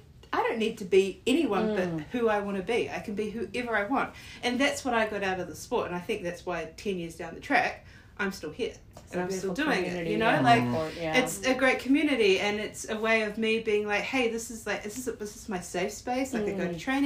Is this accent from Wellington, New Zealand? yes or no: yes; Wellington, New Zealand; moved away as an adult; also born or lived in Sydney, Australia / Melbourne, Australia; I grew up in Wellington, and then I moved to Australia, and I lived in Sydney at first